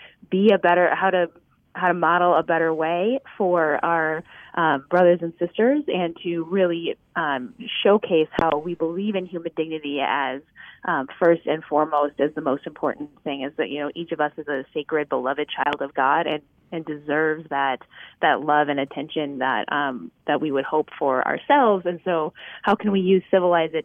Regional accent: Midwest, United States; I'm a Midwesterner

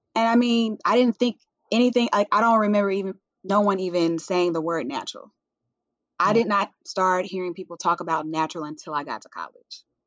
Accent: Jackson, Tennessee, United States; moved away as an adult; now in Nashville, United States; I am originally from Jackson, Tennessee, a little small town

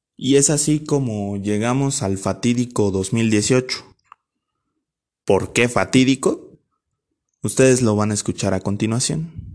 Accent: Ciudad Nezahualcóyotl, State of Mexico, Mexico; yo soy originario de Ciudad Neza.

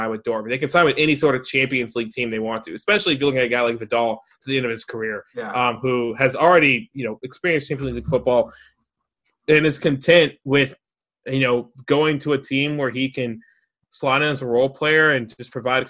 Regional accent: United States; being an American

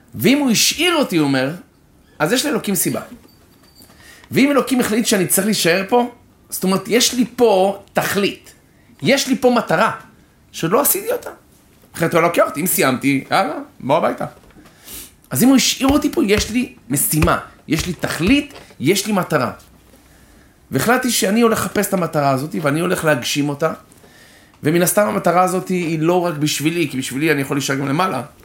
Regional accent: Israel; I'm Israeli

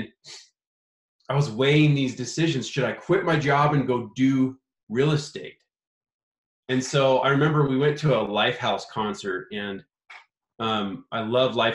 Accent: Idaho, United States; also born or lived in California; we're from Idaho, right? We're like podunk Idaho, potato fields. There's not a lot of opportunity here.

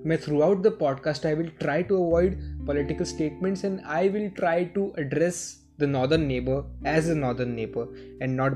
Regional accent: India; मैं एक इंडियन हूँ मैं हमेशा मेरी लाइफ इंडिया में ही रहा हूँ

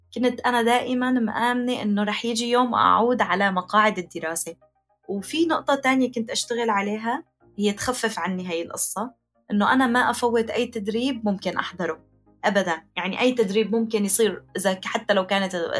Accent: Aleppo, Aleppo Governorate, Syria; moved away as an adult; now in Turkey; مدينتي حلب

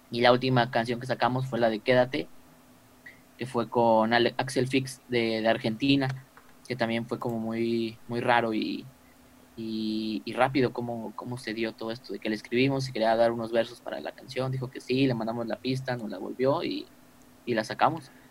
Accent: Mexico City, Mexico; No, somos de aquí, de la Ciudad de México.

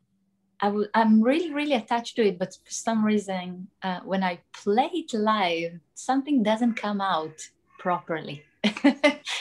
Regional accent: Israel; moved away; I'm from Israel originally

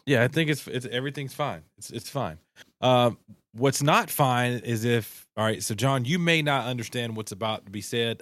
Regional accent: Southeast, United States; we all, we're all from the Southeast

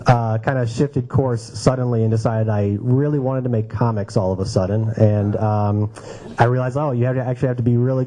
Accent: St. Louis, Missouri, United States; also born or lived in New Orleans, Louisiana; now in Brooklyn, United States; I'm from St. Louis originally. I lived in New Orleans for a long time, New Orleans, Louisiana

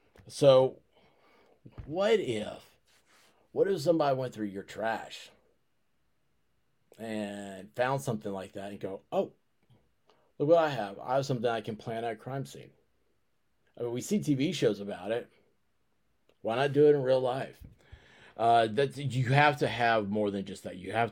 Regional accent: Tennessee, United States; Wait, I'm also from Tennessee.

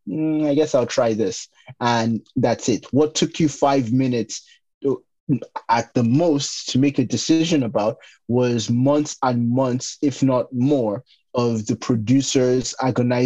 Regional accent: Nigeria; growing up in Nigeria

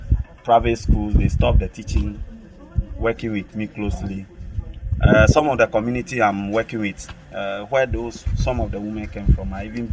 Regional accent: Keta, Volta, Ghana; also born or lived in Joje; My part from Keta and Joje.

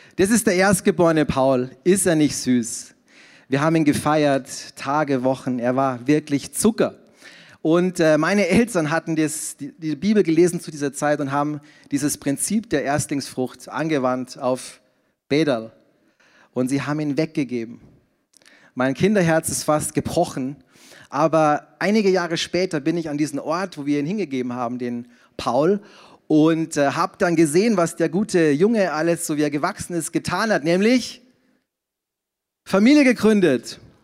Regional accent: Passau, Bavaria, Germany; moved away as an adult; also born or lived in Zurich; in Niederbayern, in Passau, in meiner Heimat

